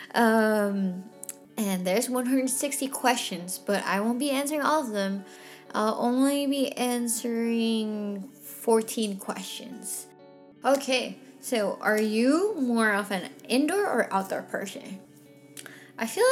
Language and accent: English; Philippines; now in Texas, United States; I was from the Philippines